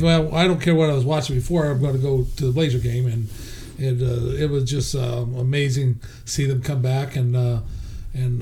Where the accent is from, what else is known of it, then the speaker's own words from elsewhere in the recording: Medford, Oregon, United States; also born or lived in Portland, Oregon; I grew up in down in Medford